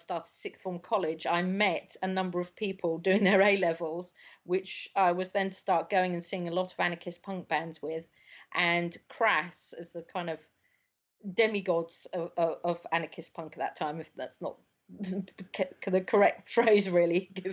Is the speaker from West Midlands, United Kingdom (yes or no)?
no; London, United Kingdom; I grew up in South London